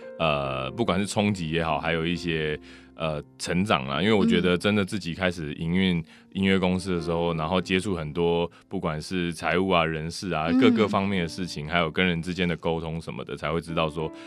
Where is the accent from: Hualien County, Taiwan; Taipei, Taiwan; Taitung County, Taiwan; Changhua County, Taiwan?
Changhua County, Taiwan; 因为早期我也都是在彰化工厂的彰化啦，对。那我小时候都是在工厂长大的